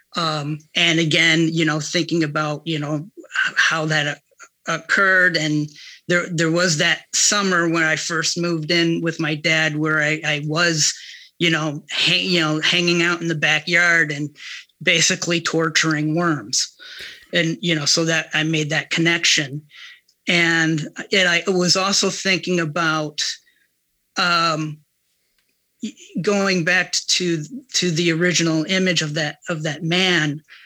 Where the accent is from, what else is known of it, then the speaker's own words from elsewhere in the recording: Ohio, United States; moved away; my time growing up in Ohio